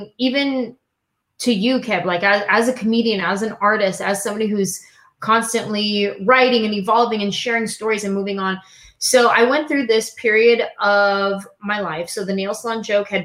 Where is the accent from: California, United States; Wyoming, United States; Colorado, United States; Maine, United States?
California, United States; San Jose; I grew up in San Jose, California